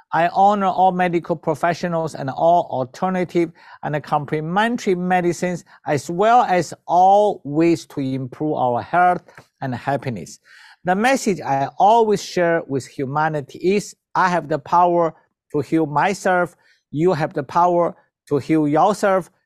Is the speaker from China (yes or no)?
yes; China; moved away as an adult; also born or lived in Philippines / Vancouver, Canada; I was born in China.